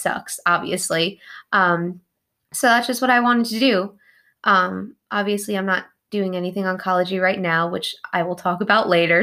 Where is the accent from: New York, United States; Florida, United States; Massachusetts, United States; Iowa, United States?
New York, United States; Long Island; moved away as an adult; now in Kentucky, United States; from New York, specifically Long Island. I grew up, yep, Long Island, born and raised, typical New Yorker